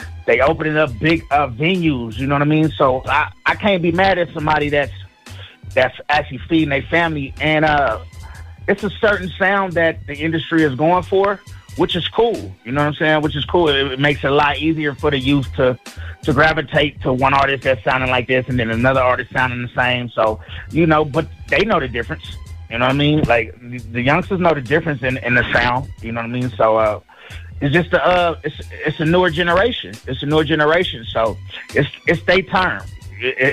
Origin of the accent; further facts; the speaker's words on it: San Francisco Bay Area, California, United States; I'm from the Bay Area